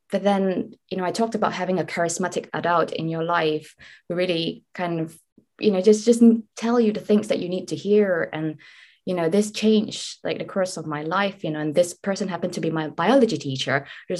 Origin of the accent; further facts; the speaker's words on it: Malaysia; So I come from Malaysia, where I didn't really have the means to, you know, fund myself to study abroad.